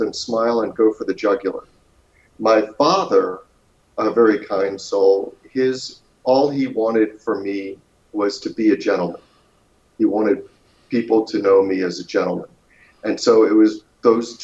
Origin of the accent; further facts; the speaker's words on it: Baltimore, Maryland, United States; I was born in Baltimore, Maryland